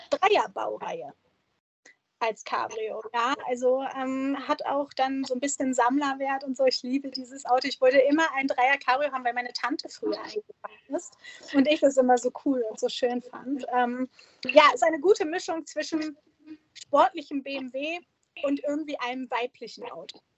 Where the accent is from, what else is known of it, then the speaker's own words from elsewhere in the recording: Germany; wir Deutschen